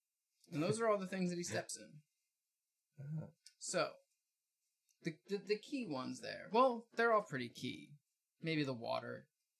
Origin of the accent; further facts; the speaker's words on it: New Jersey, United States; I'm from South Jersey.